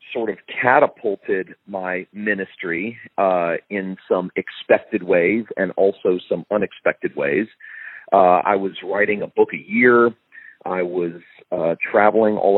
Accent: Fort Lauderdale, Florida, United States; moved away as an adult; also born or lived in Tennessee; I moved back home to South Florida. I'm from Fort Lauderdale

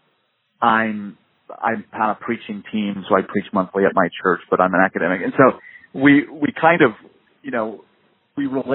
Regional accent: Midwest, United States; now in Southern California, United States; I grew up in the Midwest

